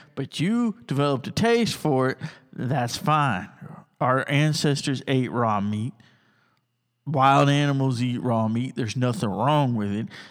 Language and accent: English; United States; also born or lived in Tuscaloosa County, Alabama; I'm an American and I love America